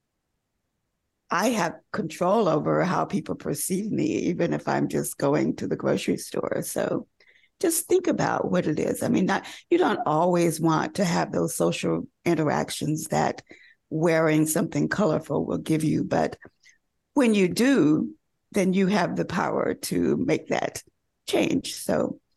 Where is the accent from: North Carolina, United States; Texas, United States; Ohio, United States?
North Carolina, United States; I grew up in North Carolina